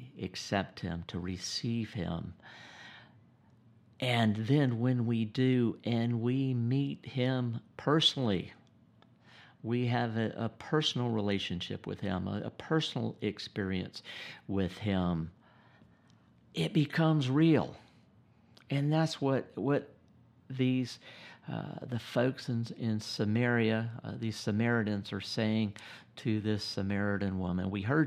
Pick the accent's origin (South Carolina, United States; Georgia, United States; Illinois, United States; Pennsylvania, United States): Georgia, United States; Gainesville; And I was born in Gainesville, Georgia in 1956. And even though we were both born and grew up in the South at the same time